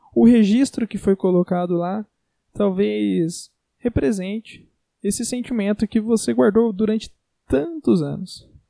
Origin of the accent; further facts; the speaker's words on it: Brazil; Nós somos brasileiros